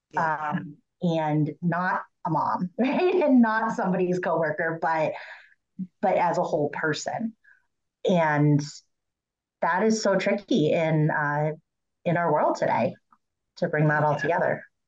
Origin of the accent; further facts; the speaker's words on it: Massachusetts, United States; I'm from Massachusetts